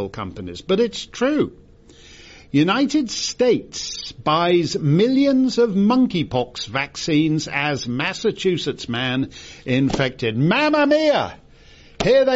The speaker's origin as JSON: {"language": "English", "country": "Canada", "said": "I'm Canadian"}